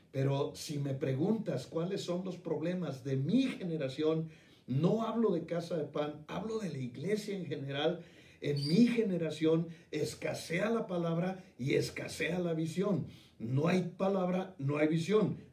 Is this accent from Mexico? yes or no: yes; Mexico; now in Guadalajara, Mexico; mi país